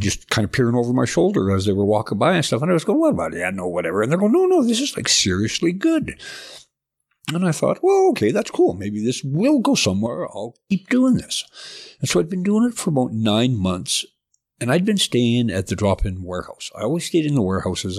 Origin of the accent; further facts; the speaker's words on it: southern Alberta, Canada; also born or lived in Edmonton; I was born in Edmonton, but moved to southern Alberta when I was about five and then stayed there till I was eighteen